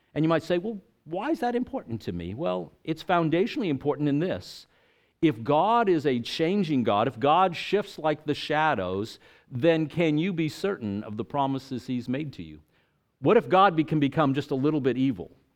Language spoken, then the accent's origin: English; El Paso, Texas, United States; moved away as an adult; also born or lived in Tampa, Florida; I grew up in El Paso, Texas